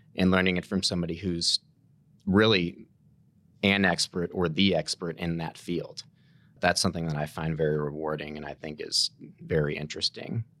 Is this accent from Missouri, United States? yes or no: yes; St. Louis, Missouri, United States; also born or lived in Kansas City; I was born and raised in Saint Louis